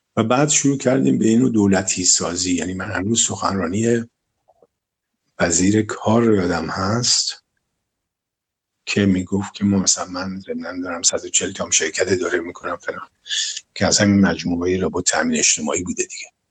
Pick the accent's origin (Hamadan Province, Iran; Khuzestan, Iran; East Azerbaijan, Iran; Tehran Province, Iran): Tehran Province, Iran; Tehran; در گلوبندک متولد شدم تهران منطقه گلوبندک عمده بچگی رو تا تقریبا کلاس دوازده توی منطقه امیریه و شاپور بودیم و تو اون منطقه بزرگ شدم